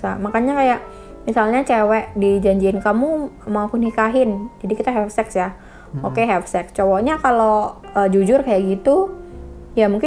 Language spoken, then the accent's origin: Indonesian; Indonesia; karena kan mau, mau gimana kita dari kecil diajarkannya di Indonesia ini ya nggak kayak gitu kan